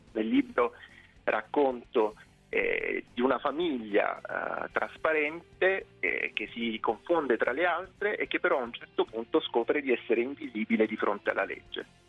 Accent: Lecce, Apulia, Italy; now in Rome, Italy; io sono originario di Lecce

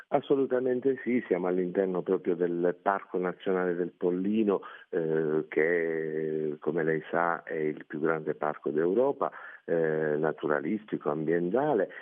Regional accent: Morano Calabro, Calabria, Italy; il fiore all'occhiello eh, del mio paese eh, è rappresentato dal suo centro storico

